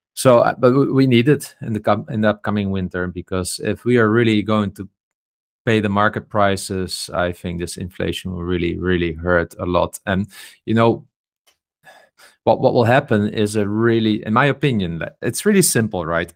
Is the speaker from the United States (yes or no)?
no; Netherlands; I come from the Netherlands